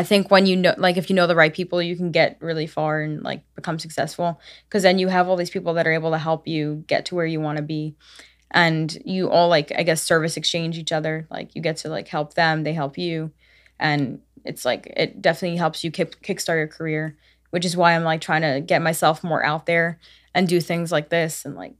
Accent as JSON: {"language": "English", "town": "Brooklyn", "region": "New York", "country": "United States", "tie": "born or raised there", "said": "Yes, Brooklyn, actually."}